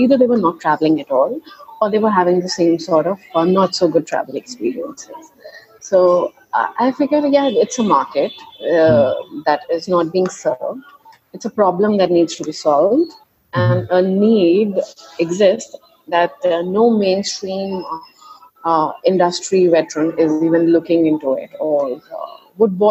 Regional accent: Agra, Uttar Pradesh, India; now in Delhi, India; I was born and brought up in Agra

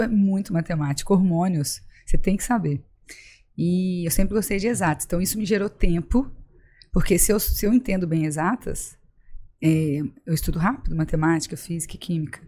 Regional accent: Juiz de Fora, Minas Gerais, Brazil; moved away as an adult; also born or lived in Brasília / São Paulo; now in Florianópolis, Brazil; logo eu voltei a Juiz de Fora, que é a cidade onde eu morei, onde eu estudei, formei em medicina

